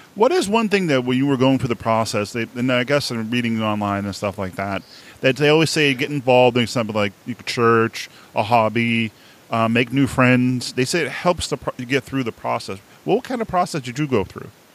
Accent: Boston, Massachusetts, United States; accent: Boston; now in New Hampshire, United States; I'm right around Boston, but I mi-, live in the state of New Hampshire right now

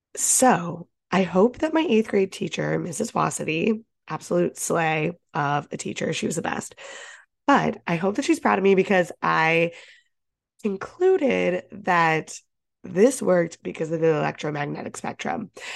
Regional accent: Ohio, United States; now in Boston, United States; I grew up in Ohio

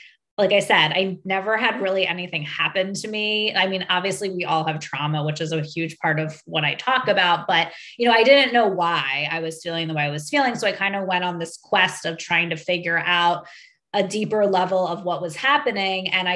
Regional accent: a suburb right outside of Philadelphia, Pennsylvania, United States; I grew up in a suburb right outside of Philadelphia

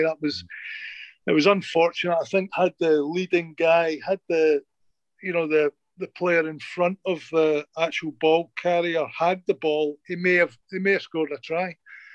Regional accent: Wales, United Kingdom; being a Welshman

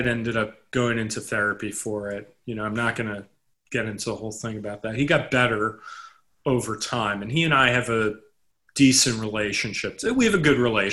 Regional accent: New York City, New York, United States; I grew up in Manhattan. I grew up in an area of the Upper East Side

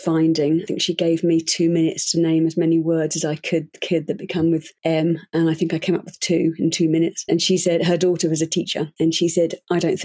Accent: United Kingdom; now in Switzerland; I'm British, but I live in Switzerland

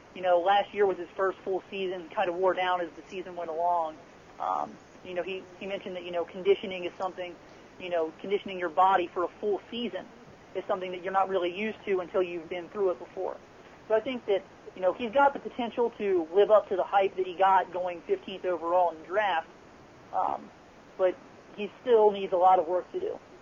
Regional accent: Cincinnati, Ohio, United States; born and raised in Cincinnati

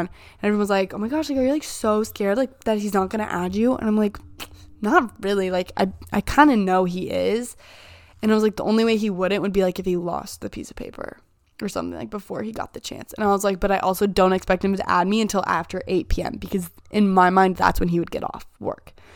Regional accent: Indiana, United States; I'm from Indiana

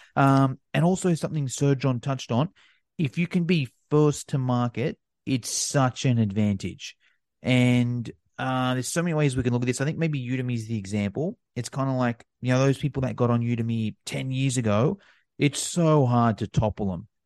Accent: Australia; being Australian

